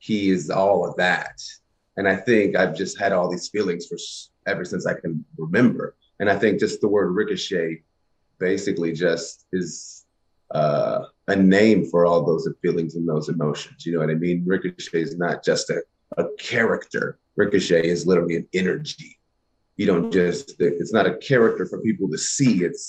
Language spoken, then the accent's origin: English; Kentucky, United States; growing up in the country where I grew up in Kentucky